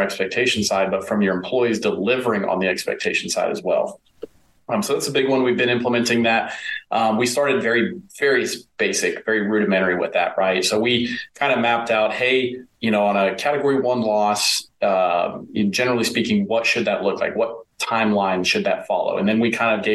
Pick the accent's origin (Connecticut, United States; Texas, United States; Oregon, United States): Texas, United States; East; I grew up in East Texas.